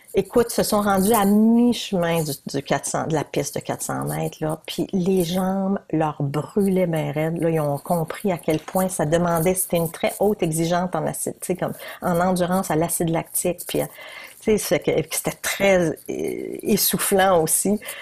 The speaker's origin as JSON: {"language": "French", "region": "New Brunswick", "country": "Canada", "said": "je suis bien du Nouveau-Brunswick"}